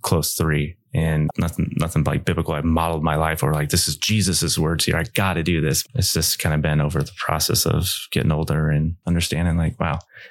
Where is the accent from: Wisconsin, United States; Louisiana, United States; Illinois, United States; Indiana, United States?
Indiana, United States; Goshen; from Northern Indiana here, Goshen. Like, this is where I was raised.